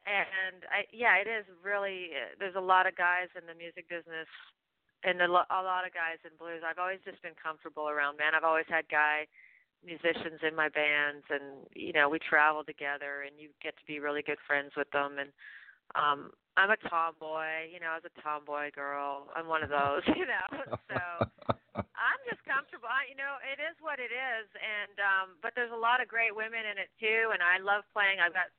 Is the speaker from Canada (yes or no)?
yes; Canada; moved away as an adult; also born or lived in Austin, Texas; I'm Canadian.